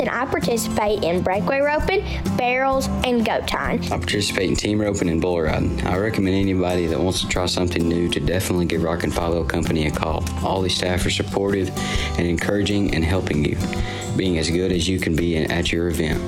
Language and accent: English; Chatsworth, Georgia, United States; I'm 12 years old and I'm from Chatsworth, Georgia.